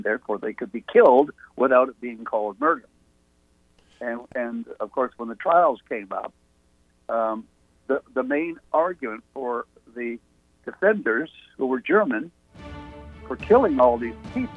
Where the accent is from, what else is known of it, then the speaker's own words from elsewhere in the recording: Canada; now in Atlantic Beach, United States; I'm a Canadian by birth, an American by the grace of God, and a Southerner by choice